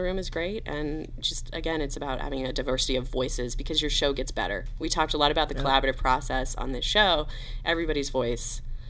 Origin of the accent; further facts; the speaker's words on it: the South, United States; Vince and I grew up in the South.